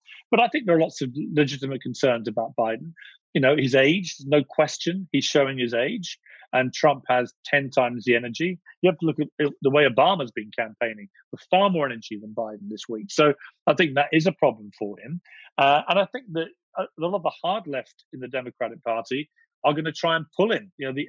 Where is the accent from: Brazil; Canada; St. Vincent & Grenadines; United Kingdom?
United Kingdom; Yeah, I've always been careful as a Brit not to say how I would vote in the US election